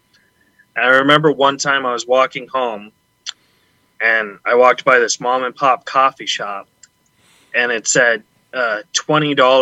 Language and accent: English; Huntington Beach, California, United States; also born or lived in San Antonio, Texas; We moved to Orange County, so okay. Huntington Beach.